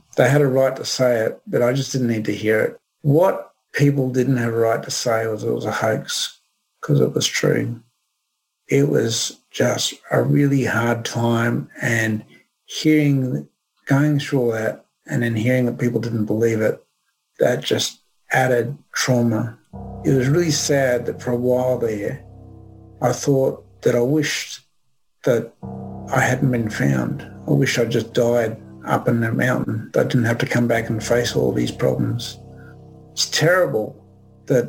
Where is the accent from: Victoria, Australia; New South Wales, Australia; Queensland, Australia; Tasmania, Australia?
Queensland, Australia; Brisbane; born or raised there